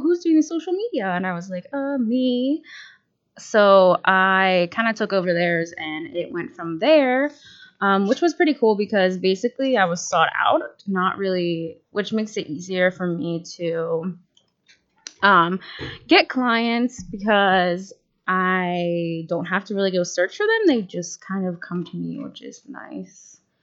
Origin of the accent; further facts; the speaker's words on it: outside of Pittsburgh, Pennsylvania, United States; moved away as an adult; now in Erie, United States; I grew up outside of Pittsburgh, about 45 minutes